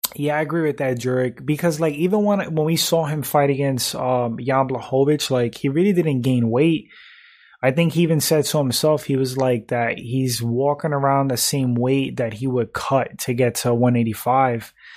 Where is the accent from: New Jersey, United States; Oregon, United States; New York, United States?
New York, United States; moved away; also born or lived in Florida / Connecticut; I grew up in New York. Um, I've lived in Florida, uh, Connecticut, um, pretty much the three states that I've lived